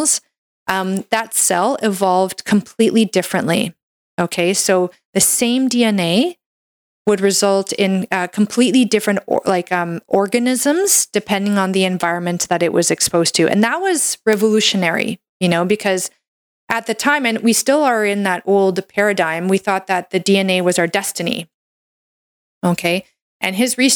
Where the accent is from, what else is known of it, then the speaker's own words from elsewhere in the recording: Canada; I'm a Canadian medical doctor